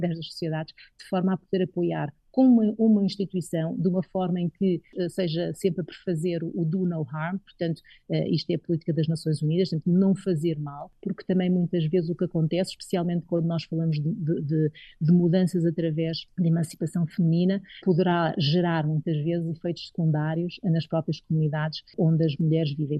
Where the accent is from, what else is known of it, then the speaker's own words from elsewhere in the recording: Madeira, Portugal; moved away as an adult; also born or lived in Coimbra; now in Nairobi, Kenya; foi na Madeira que eu cresci, eh, que desenvolvi e que tenho, digamos, que sinto que tenho as minhas raízes